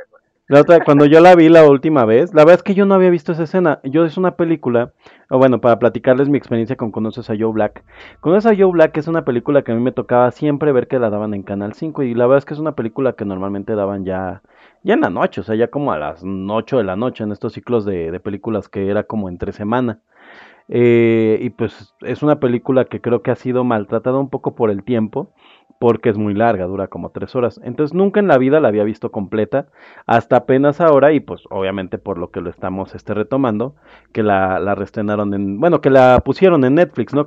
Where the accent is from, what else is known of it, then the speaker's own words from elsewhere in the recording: State of Mexico, Mexico; yo soy mexiquense